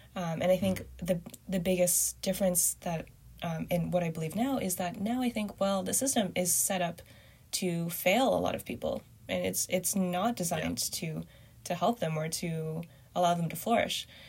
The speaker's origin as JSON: {"language": "English", "country": "Canada", "tie": "born or raised there", "also_born_or_lived": "Binzhou, Shandong, China / Beijing, China / Montreal, Canada", "said": "grew up in Canada"}